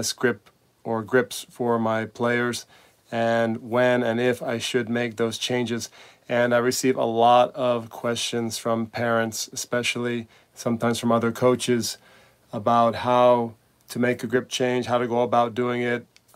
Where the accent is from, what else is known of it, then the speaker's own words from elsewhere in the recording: United States; also born or lived in Spain; As an American coach